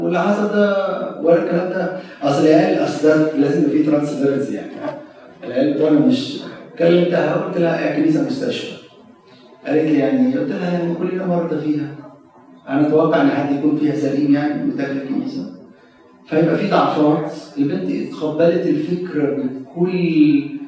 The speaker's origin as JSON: {"language": "Arabic", "country": "Egypt", "also_born_or_lived": "Maryland, United States", "moved": "yes", "lives_now": "United States", "said": "كخدام مصريين"}